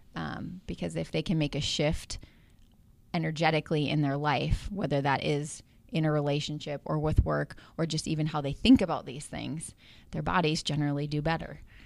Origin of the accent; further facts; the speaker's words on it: Chippewa Falls, Wisconsin, United States; moved away as an adult; also born or lived in Hudson, Wisconsin; I was coming back home to my hometown and that I was going to plant roots here